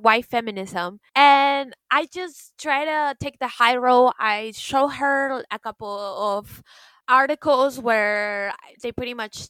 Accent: Florida, United States; I am pretty much a product of Florida education

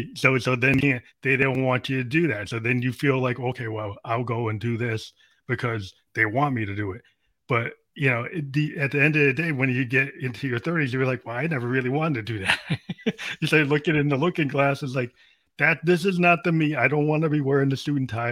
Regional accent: United States; in the U.S. today being an African American

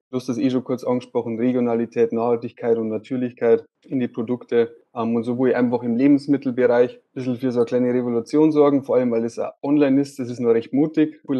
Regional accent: Straubing, Bavaria, Germany; born there; now in Regensburg, Germany; ich bin äh, 23 Jahre alt, ich bin in Straubing geboren und wohne seit ungefähr drei Jahren in Regensburg.

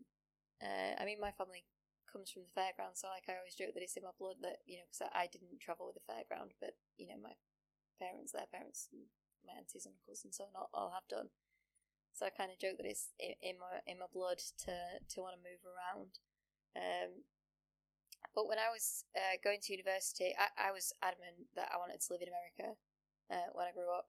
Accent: United Kingdom; also born or lived in Sheffield; as a British student

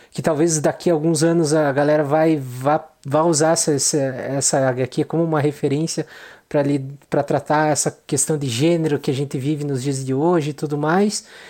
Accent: Brazil; nós como brasileiros

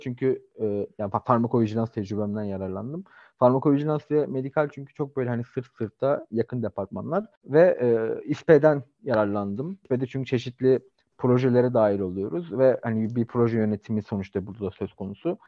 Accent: Istanbul, Turkey

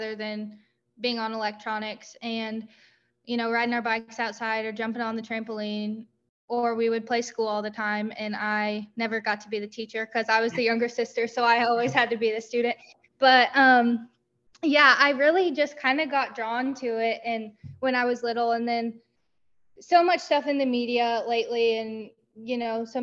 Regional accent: Marshall, Missouri, United States; also born or lived in Southern Iowa; We moved to Marshall when I was really little

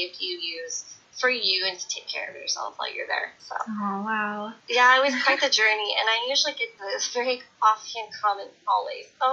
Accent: Grass Valley, California, United States; accent: American; moved away as an adult; now in Florence, Italy; I'm from Northern California. It's a tiny little town called Grass Valley, a little old mining town.

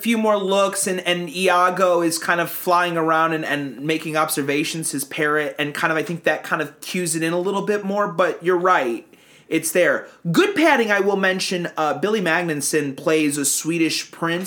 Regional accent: Turkey; I am from Turkey

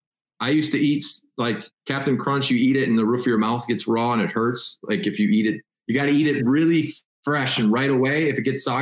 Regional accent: Chicago, Illinois, United States; moved away as an adult; also born or lived in New Orleans, Louisiana; I'm from Chicago

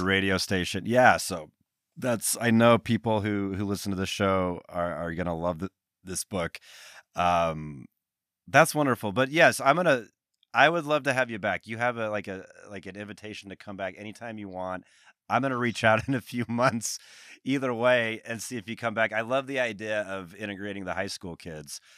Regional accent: Salt Lake City, Utah, United States; moved away as an adult; also born or lived in Boston; growing up in Utah

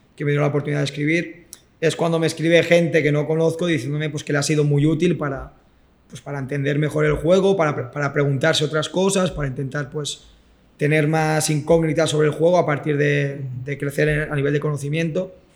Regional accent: Rubí, Catalonia, Spain; Estoy en Rubí, que es el club de, mi ciudad, donde yo nací

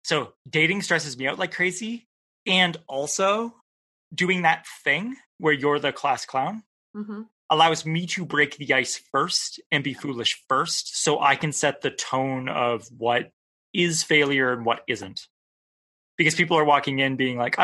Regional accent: Canada; I'm a Canadian

